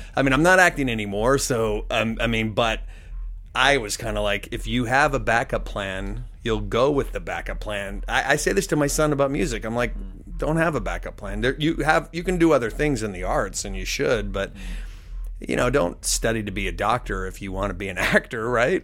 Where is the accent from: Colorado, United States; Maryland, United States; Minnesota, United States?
Colorado, United States; Denver; moved away as an adult; now in Los Angeles, United States; I grew up in Denver, Colorado, for the most part